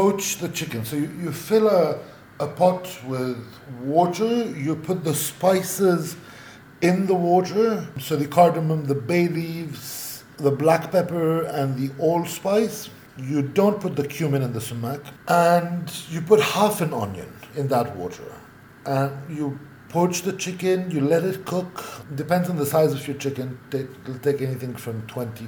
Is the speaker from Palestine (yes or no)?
yes; Bethlehem area, West Bank, Palestine; I come from the Bethlehem area